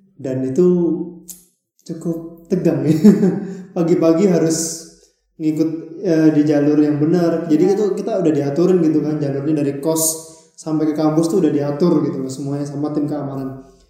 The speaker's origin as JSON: {"language": "Indonesian", "town": "Balikpapan", "region": "East Kalimantan", "country": "Indonesia", "moved": "as an adult", "lives_now": "Surabaya, Indonesia", "said": "aku asalnya dari kota Balikpapan, Kalimantan Timur"}